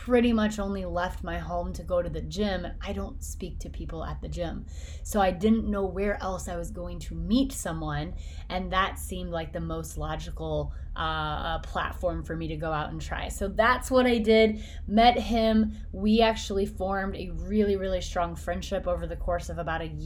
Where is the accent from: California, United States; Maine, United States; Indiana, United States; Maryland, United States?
Indiana, United States; Flora; moved away; born and raised in Flora, Indiana